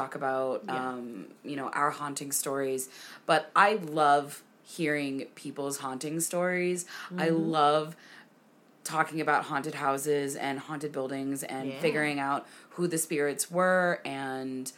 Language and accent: English; Arkansas, United States; we're from Arkansas